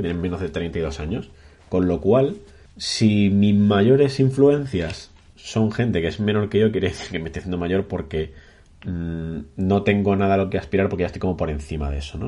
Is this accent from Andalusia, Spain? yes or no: yes; Cádiz, Andalusia, Spain; also born or lived in Burgos; now in Granada, Spain; yo soy burgaleño de nacimiento y gaditano de crianza